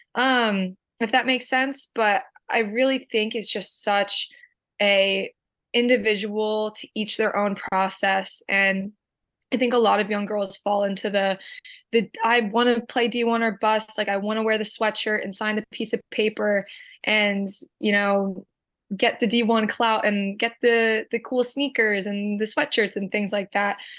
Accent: Medford, New Jersey, United States; Born and raised Medford, New Jersey

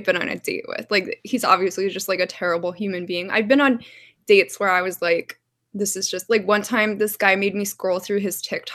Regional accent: Baltimore, Maryland, United States; moved away as an adult; now in Los Angeles, United States; I grew up in Baltimore.

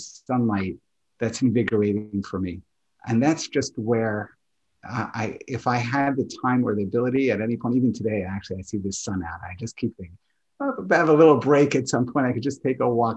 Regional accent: New York, United States; I grew up in New York

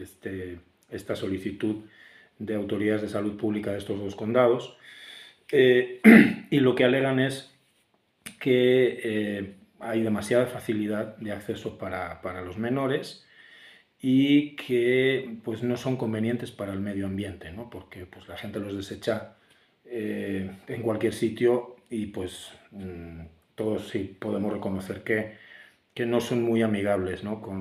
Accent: Valladolid, Castile and León, Spain; ya en mi pueblo, en Valladolid, que es la ciudad que me vio nacer hace un poquito más de 48 años.

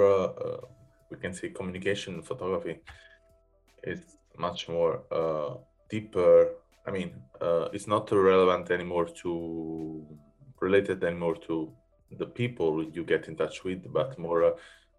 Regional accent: a village close to Naples, Campania, Italy; now in Berlin, Germany; I'm from Naples, so a village close to Naples in Italy. And when I moved in Berlin

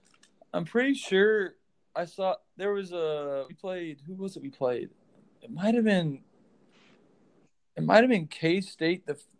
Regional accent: Kansas, United States; Having that Jayhawk mentality from birth, really. All my family is real hardcore Jayhawk fans.

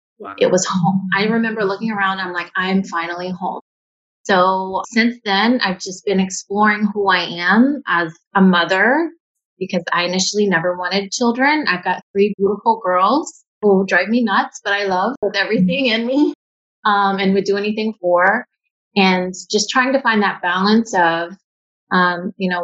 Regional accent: Maryville, Tennessee, United States; moved away as an adult; also born or lived in American Samoa / Washington, D.C.; now in Hawaii, United States; I was born in American Samoa and adopted. My family was from East Tennessee, a small town called Maryville, Tennessee. And I grew up my whole life in Tennessee

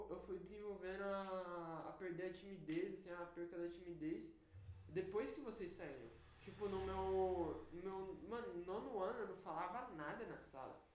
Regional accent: São Paulo, Brazil; Nasci em São Paulo. Tipo, mano, uh, é, eu nasci em São Paulo.

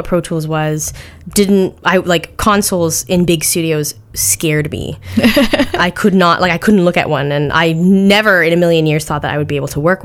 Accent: Canada; I'm Canadian

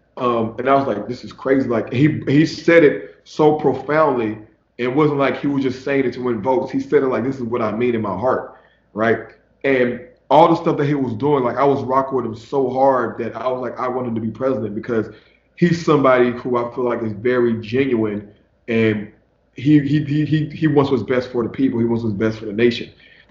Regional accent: Texas, United States; now in Los Angeles, United States; So I'm from Texas

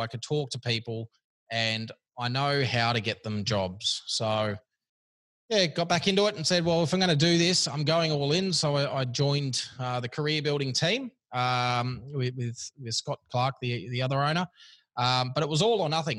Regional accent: Sydney, New South Wales, Australia; also born or lived in Kirra Beach, Queensland; I grew up here in Sydney and then moved as soon as I could uh, out of here.

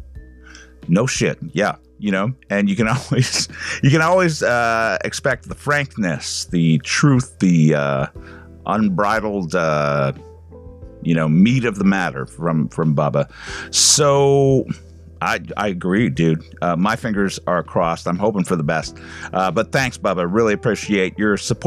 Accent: Canada; as a Canadian

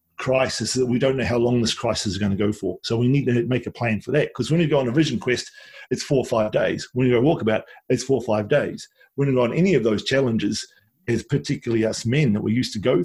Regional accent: Wellington, New Zealand; also born or lived in Nelson, New Zealand; when I grew up in Wellington and Nelson

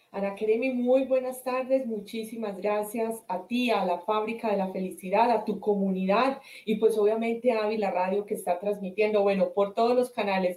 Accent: Colombian Coffee Axis, Colombia; moved away as an adult; also born or lived in Spain; now in United States; soy colombiana del eje cafetero, eh, vivo hace siete años en los Estados Unidos

